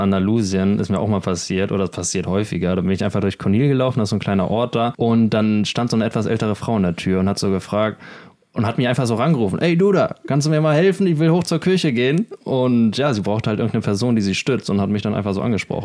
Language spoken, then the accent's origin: German; Germany; now in Spain; als Deutscher